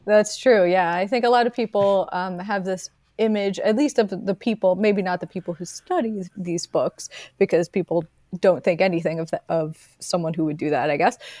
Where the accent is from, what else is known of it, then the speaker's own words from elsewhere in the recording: Delaware County, Pennsylvania, United States; accent: Philadelphia; moved away as an adult; also born or lived in Philadelphia; now in Los Angeles, United States; I grew up in Delaware County and went, moved to Philadelphia fifteen minutes away for, for undergrad, for school, and I lived there until two thousand nine when I moved to Los Angeles